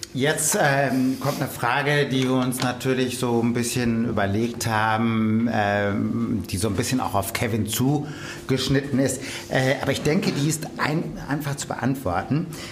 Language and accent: German; Münsterland, North Rhine-Westphalia, Germany; das ist im Münsterland, also meiner Heimat